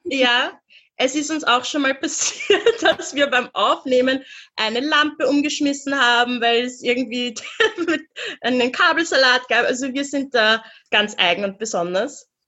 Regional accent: Vienna, Austria; Wir beide, wir sind in Wien aufgewachsen, also du auch in Budapest, aber wir sind in Wien aufgewachsen.

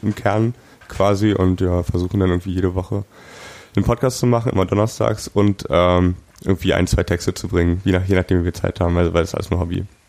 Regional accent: Germany; ich bin in Eichweiler aufgewachsen, also direkt in der Stadtgrenze

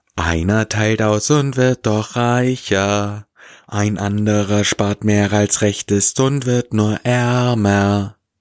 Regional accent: Swabia, Baden-Württemberg, Germany; ich komme aus dem Schwabeländle

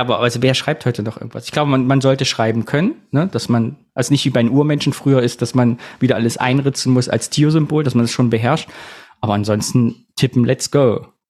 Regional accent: Berka, Thuringia, Germany; in meinem Heimatort, beim Wahlkampf 2002, hat Gerd Schröder das in Berka bei Sondershausen, da wo ich herkomme

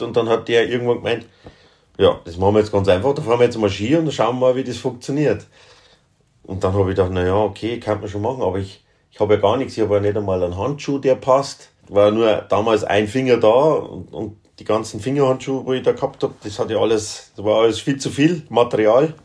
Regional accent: Upper Palatinate, Bavaria, Germany; ich bin ja ein, ein Oberpfälzer, also Mittelgebirgler

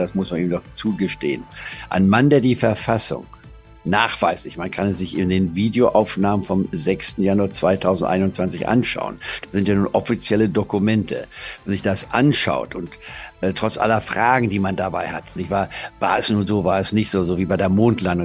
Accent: Germany; bei uns in Deutschland

